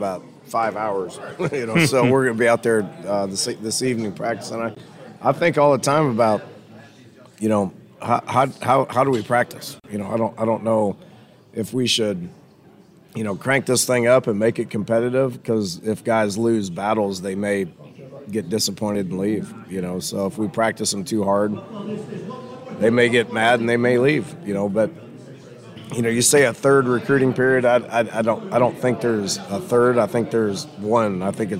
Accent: Iowa, United States; when I was a young kid growing up in Iowa, you know, was fortunate to play for Hal Mumme and Mike Leach at Iowa Wesleyan College

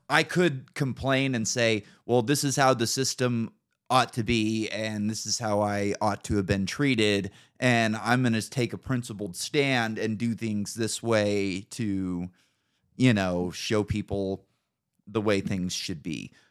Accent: Northern California, United States; moved away as an adult; now in Idaho, United States; living in Northern California

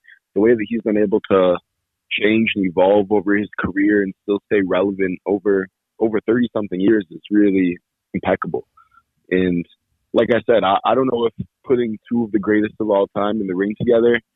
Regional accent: Buffalo, New York, United States; Growing up in Buffalo and living in Buffalo

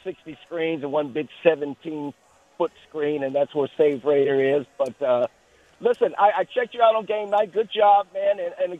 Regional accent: Oakland, California, United States; moved away; I'm from the town. I live out here, but I'm from East Oakland

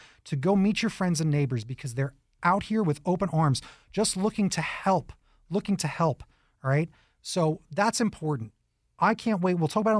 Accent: New York, United States; Again, I'm a New Yorker, right?

